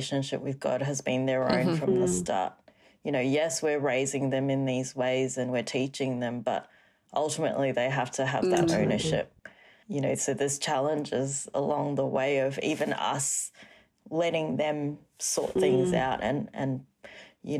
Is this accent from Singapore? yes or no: yes; Singapore; growing up in Singapore, it's a very strict kind of country, lots of rules. And so I was brought up in a very strict family as well.